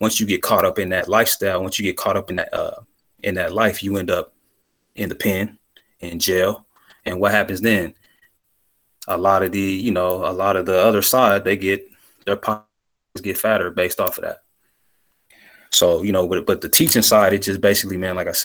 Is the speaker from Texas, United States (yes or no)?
no; Central California, United States; I grew up in Central California, in the 90s.